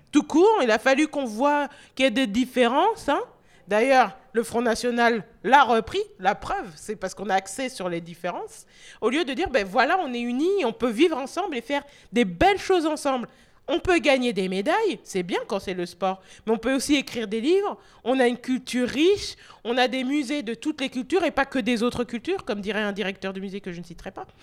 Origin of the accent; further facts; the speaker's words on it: France; also born or lived in North America; c'était plus facile pour moi d'être française que, ça ne l'est en France